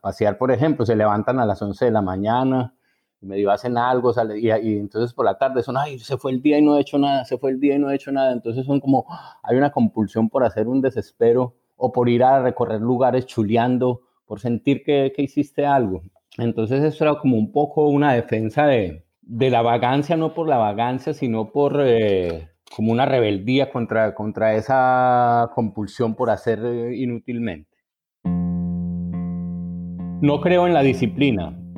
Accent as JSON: {"language": "Spanish", "country": "Colombia", "moved": "as an adult", "lives_now": "Buenos Aires, Argentina", "said": "nuestro país"}